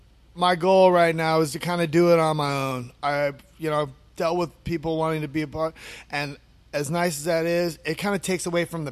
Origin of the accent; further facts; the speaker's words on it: California, United States; It's cool like feeling, because I came from California where, you know, everything's been set and done.